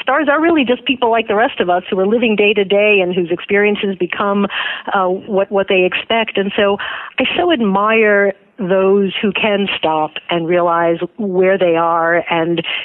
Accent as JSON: {"language": "English", "country": "United States", "tie": "born or raised there", "said": "I was born in America"}